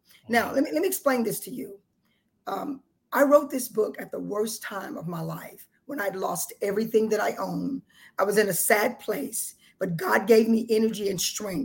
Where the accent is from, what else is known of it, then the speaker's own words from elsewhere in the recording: South Texas, United States; moved away as an adult; now in Atlanta, United States; I lived in South Texas